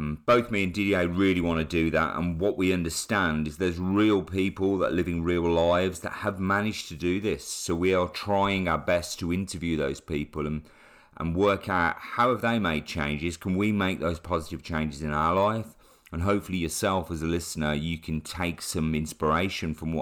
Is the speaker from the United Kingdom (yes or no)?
yes; Chelmsley Wood, West Midlands, United Kingdom; I also grew up in Chemsey Wood in the 80s.